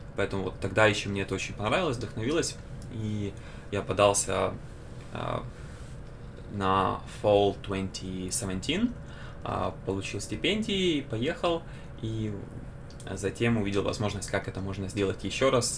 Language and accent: Russian; Kyiv, Ukraine; я из Украины, из Киева